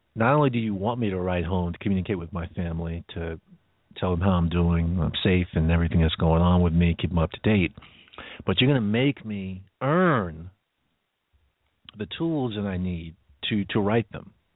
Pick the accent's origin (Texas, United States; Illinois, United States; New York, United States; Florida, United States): New York, United States; being a New Yorker